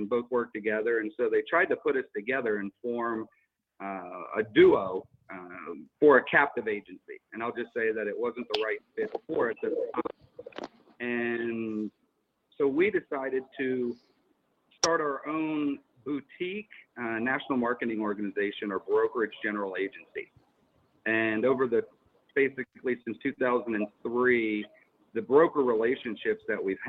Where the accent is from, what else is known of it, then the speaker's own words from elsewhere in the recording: Pittsburgh, Pennsylvania, United States; moved away; also born or lived in California; I'm originally from Pittsburgh